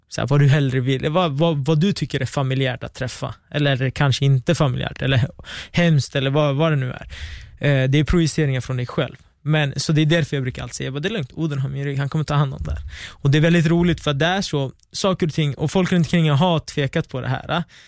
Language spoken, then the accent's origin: Swedish; Västerås, Västmanland, Sweden; jag kommer från Västerås. Mitt sammanhang är i Västerås.